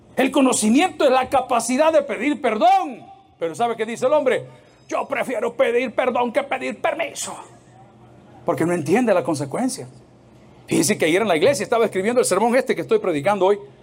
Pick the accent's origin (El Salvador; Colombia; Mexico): El Salvador; ¿cuántos somos salvadoreños aquí?